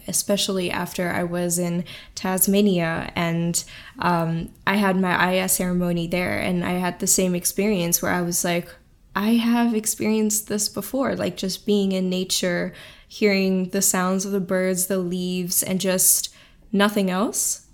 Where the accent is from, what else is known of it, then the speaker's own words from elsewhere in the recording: Singapore; growing up in Singapore, that one of the safest places in the world